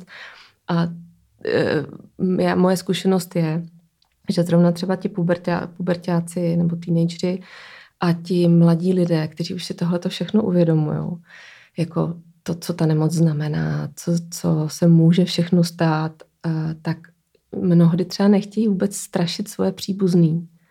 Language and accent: Czech; Brno, South Moravian Region, Czechia; now in Prague, Czechia; já jsem z Brna